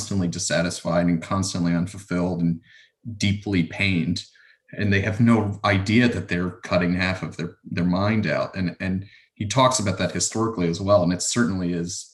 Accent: Maryland, United States; moved away; I grew up in Maryland

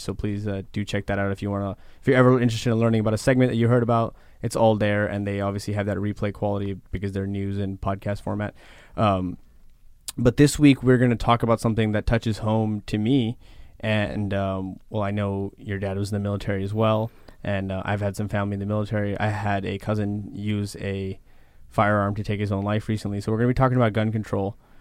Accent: Texas, United States; I'm from Texas

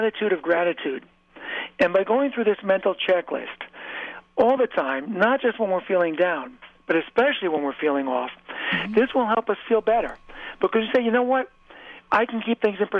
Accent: New York, United States; I grew up about an hour and a half north of New York City

